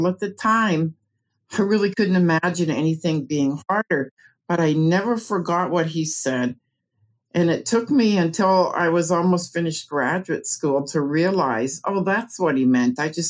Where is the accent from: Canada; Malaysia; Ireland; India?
Canada; moved away as an adult; now in United States; Well, I moved to the USA from Canada, I think it was in 1995, as a way to find an area where my son had really bad asthma and allergies, where he could live better. And we ended up in the Ozarks